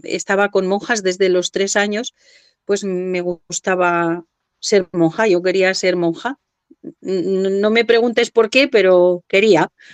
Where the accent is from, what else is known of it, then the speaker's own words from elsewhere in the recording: Cuenca, Castilla-La Mancha, Spain; soy de aquí de Cuenca, estudié en el Colegio de las Madres Benedictinas